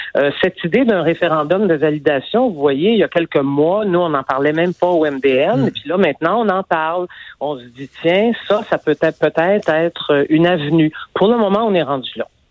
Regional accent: Montreal, Quebec, Canada; je suis montréalaise

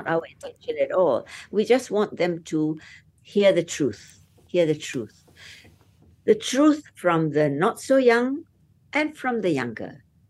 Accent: Malaysia

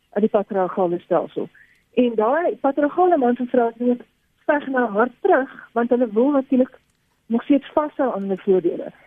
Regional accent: South Africa

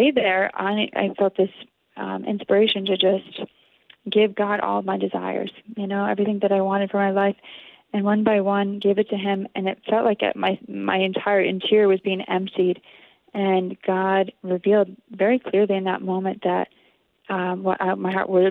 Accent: Connecticut, United States; I grew up in Connecticut

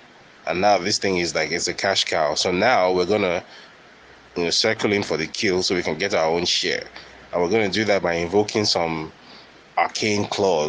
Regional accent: Nigeria; You know, I don't really get anything else from being a Nigerian. So, you know, after all, Nigeria has oil

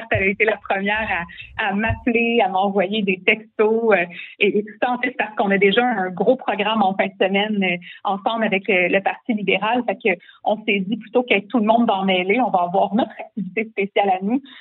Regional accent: Quebec, Canada; also born or lived in Charlemagne, Quebec / Saint-Urbain-Premier, Quebec; je suis née sur la rive sud, euh, je suis née à Charlemagne et euh, j'ai grandi ma petite enfance euh, aussi euh, sur la rive sud. Après ça, on est déménagé à Saint-Urbain premier Donc moi, je suis une de la campagne aussi.

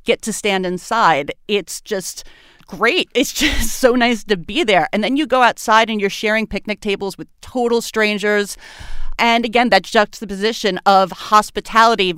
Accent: New York City, New York, United States; moved away as an adult; now in Baltimore, United States; I'm originally from Brooklyn, New York. I have lived in Baltimore for the last 6 years

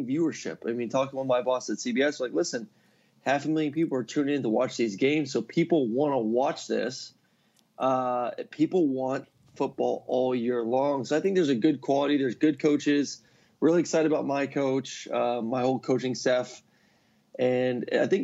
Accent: Tampa, Florida, United States; moved away; I'm from Tampa. Where everyone knows I'm from Tampa, so I get to go home

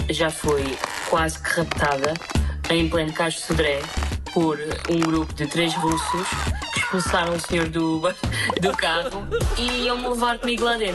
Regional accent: Vilamoura, Faro, Portugal; tenho 26 anos e sou de Vila Moura.

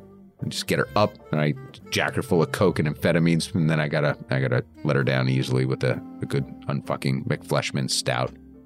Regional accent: Canada; I love the Canadians. I'm Canadian, so it goes without saying my relationship with the USA is complex.

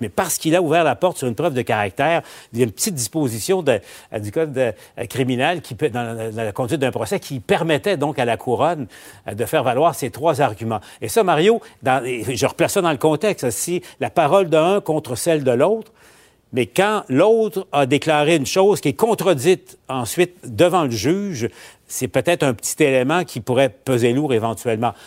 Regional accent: Quebec, Canada; chez nous, au Québec

